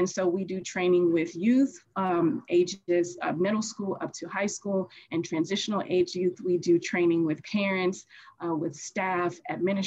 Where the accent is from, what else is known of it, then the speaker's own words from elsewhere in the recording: Chicago, Illinois, United States; now in Los Angeles, United States; I grew up as a foster youth and I'm originally from Chicago. And once I transitioned to Los Angeles, which is where I am now